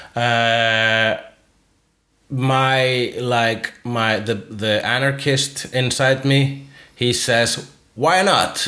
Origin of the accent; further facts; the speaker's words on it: Iceland; first language Icelandic; English is a second language; as an Icelander